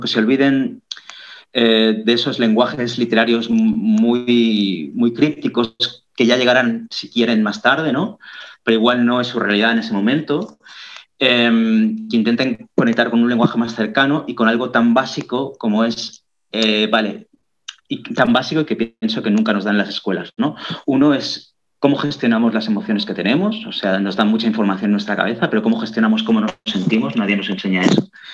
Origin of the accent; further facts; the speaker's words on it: Catalonia, Spain; first language Catalan; Spanish is a second language; todos los catalanes somos bilingües, ¿no? Todos desde niños hablamos las dos lenguas